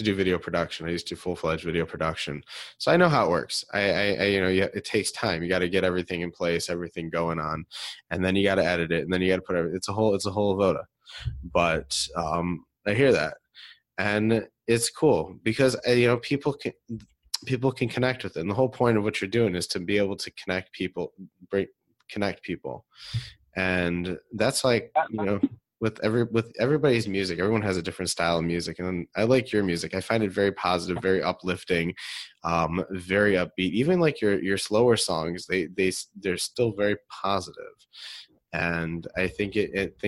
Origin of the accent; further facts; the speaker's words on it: Detroit, Michigan, United States; I'm from out of town. I'm from Detroit